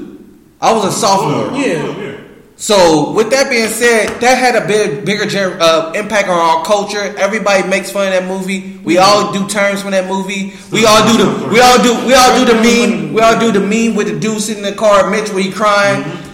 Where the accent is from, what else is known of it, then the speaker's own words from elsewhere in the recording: Ireland; I'm Irish, so they won't roast me.